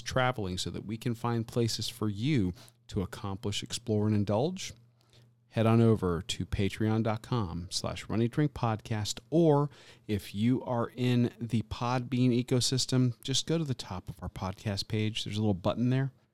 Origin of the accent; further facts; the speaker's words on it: Tampa, Florida, United States; now in Southwest Florida, United States; my hometown